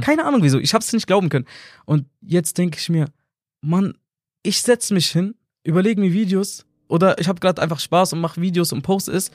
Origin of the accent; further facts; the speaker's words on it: Nuremberg, Bavaria, Germany; bin aus Nürnberg, bin auch tatsächlich in Nürnberg geboren